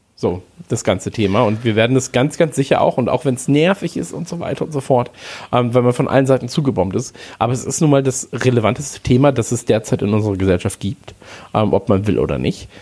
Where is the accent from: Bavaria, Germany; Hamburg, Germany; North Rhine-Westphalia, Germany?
North Rhine-Westphalia, Germany; Krefeld; ich bin ja in der Eishockeystadt groß geworden damals. Also in Krefeld